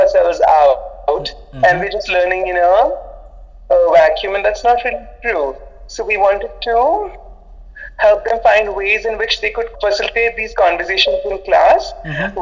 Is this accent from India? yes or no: yes; India; I'm Indian